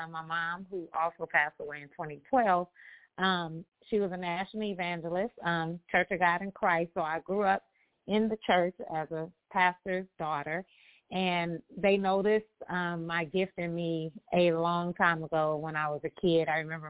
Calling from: Los Angeles, California, United States; I am calling from Los Angeles, California, sunny California.

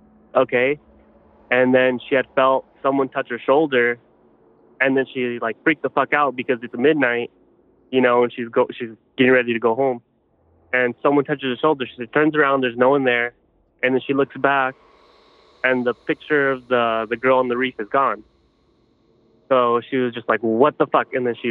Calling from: Los Angeles, California, United States; I'm calling from LA, California.

